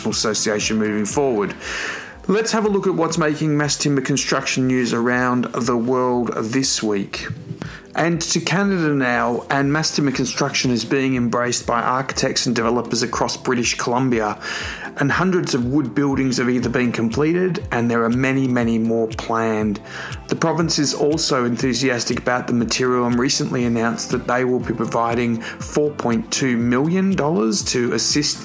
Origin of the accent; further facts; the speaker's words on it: Australia; moved away; my home country